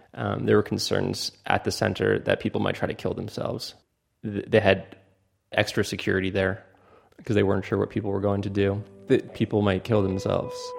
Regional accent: Fort Lauderdale, Florida, United States; I'm from America. It's called Fort Lauderdale.

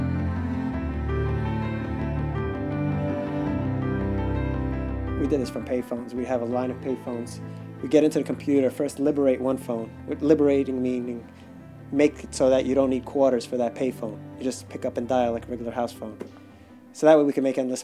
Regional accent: New York, United States; I was from New York

